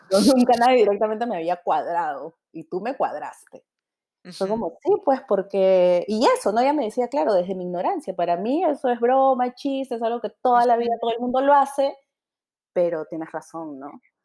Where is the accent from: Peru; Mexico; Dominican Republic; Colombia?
Peru; Lima; yo soy de San Martín de Porres.